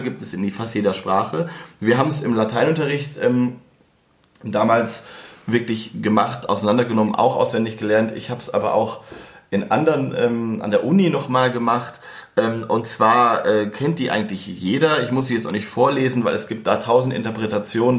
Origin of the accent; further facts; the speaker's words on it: the Northwest, northwest Germany, Germany; moved away; ich komme ja aus dem Nordwesten